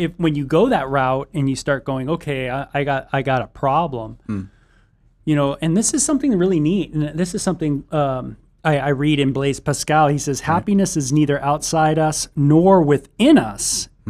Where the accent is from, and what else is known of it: Southern California, United States; born or raised there